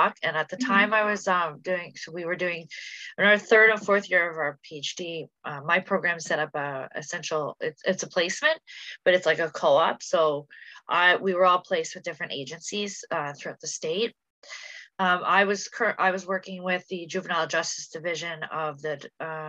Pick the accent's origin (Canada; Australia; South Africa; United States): Canada; I'm a Canadian citizen